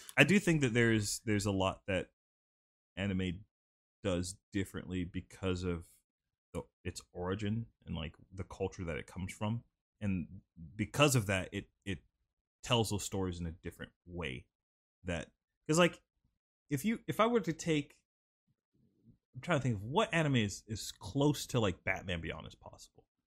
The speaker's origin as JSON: {"language": "English", "town": "Sumter", "region": "South Carolina", "country": "United States", "tie": "born or raised there", "said": "I was born in Sumter, South Carolina."}